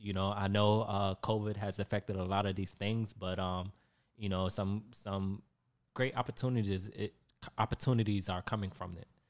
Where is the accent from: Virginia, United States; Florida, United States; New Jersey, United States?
Florida, United States; Hollywood; now in Tampa, United States; I grew up in South Florida, Hollywood, Florida